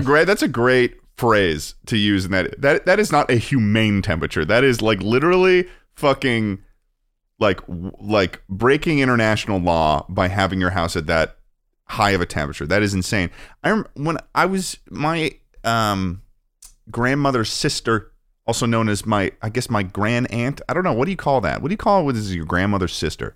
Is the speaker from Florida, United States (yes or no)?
no; Massachusetts, United States; growing up in Massachusetts